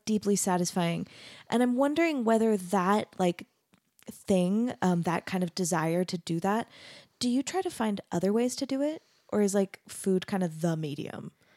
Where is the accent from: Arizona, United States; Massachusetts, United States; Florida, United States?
Arizona, United States; Mesa; moved away as an adult; also born or lived in Denton, Texas; now in Utah, United States; I grew up in Mesa, Arizona, which is really similar